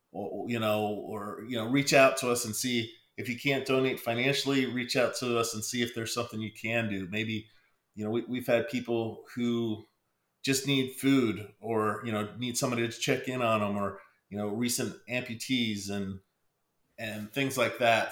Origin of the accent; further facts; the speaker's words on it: Pennsylvania, United States; I'm originally from Pennsylvania